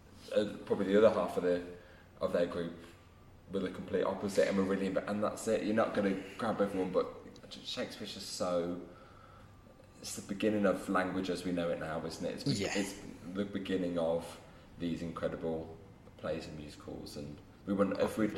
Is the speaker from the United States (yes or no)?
no; Midlands, United Kingdom; accent: Midlands twang; we're both from the Midlands.